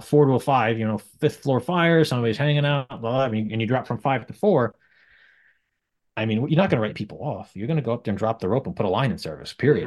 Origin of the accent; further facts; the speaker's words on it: Sloatsburg, New York, United States; also born or lived in Suffern, New York; I grew up on top of a body shop in Sloatsburg